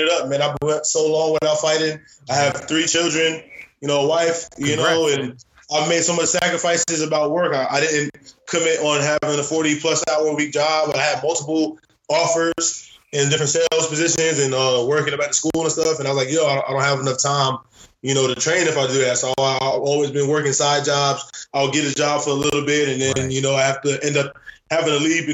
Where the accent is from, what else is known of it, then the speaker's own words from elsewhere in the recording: Florida, United States; also born or lived in Queens, New York / Roosevelt, Long Island, New York; I ended up moving to Florida, grew up, played football in high school